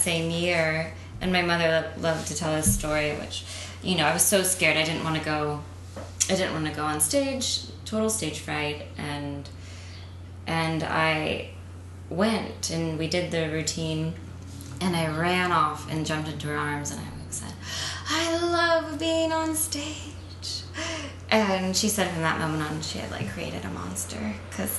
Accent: Central Florida, United States; moved away as an adult; also born or lived in Tallahassee, Florida; now in New York, United States; I'm from Florida. Yeah. From like outside of Tampa area. Like born in Tallahassee, which is where Florida State is. And then raised in Central Florida.

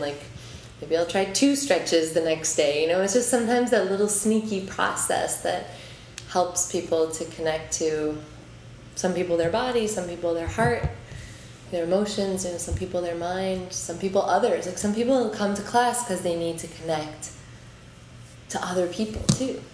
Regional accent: Omaha, Nebraska, United States; now in New York, United States; I'm from Omaha, I've been here for twelve years

